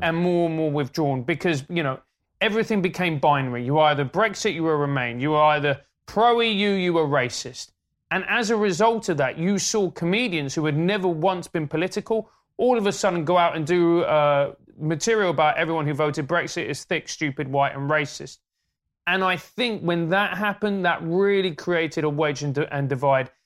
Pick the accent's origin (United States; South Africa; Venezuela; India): Venezuela; now in United Kingdom; When I grew up in Venezuela, it was a capitalist